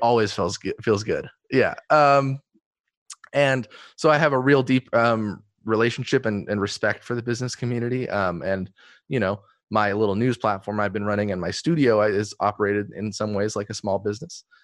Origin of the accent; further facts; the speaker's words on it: Eugene, Oregon, United States; growing up in Eugene with my family